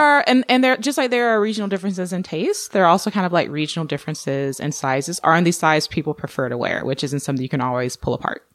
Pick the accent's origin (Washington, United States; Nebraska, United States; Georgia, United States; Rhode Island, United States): Georgia, United States; moved away; also born or lived in Orange County, California / Seattle; I grew up in Georgia